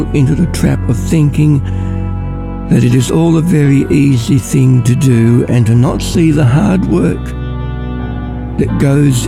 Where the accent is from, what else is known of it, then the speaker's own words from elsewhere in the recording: Ballarat, Victoria, Australia; also born or lived in Mildura; I'm from Ballarat.